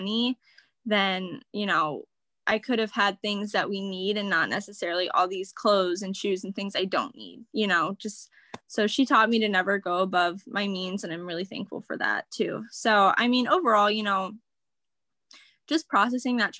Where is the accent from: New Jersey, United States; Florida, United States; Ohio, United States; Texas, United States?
Ohio, United States; Wooster; I grew up in Worcester, Ohio, which is in kind of an Amish country.